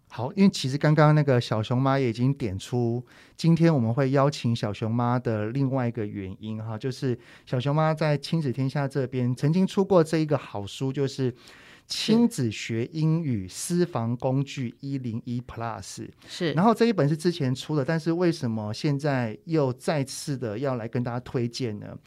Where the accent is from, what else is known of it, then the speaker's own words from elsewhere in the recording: Taiwan; 我们台湾人